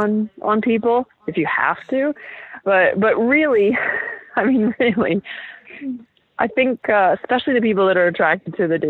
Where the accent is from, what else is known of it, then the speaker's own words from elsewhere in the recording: Vancouver, British Columbia, Canada; now in Toronto, Canada; I'm from Vancouver.